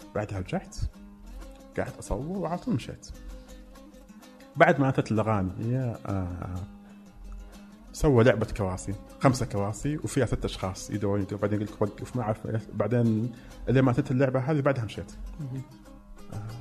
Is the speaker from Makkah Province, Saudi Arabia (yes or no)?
yes; Mecca, Makkah Province, Saudi Arabia; now in Riyadh, Saudi Arabia; انا فعلا من مكه انا ما فقدت راسي من مكه ما كذبت بس اني يعني انسان عايش بالرياض